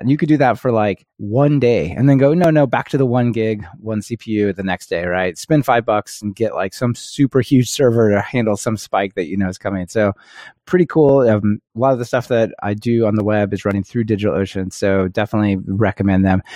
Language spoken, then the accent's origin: English; United States; growing up in the United States definitely, at least puts, I felt like put me at a disadvantage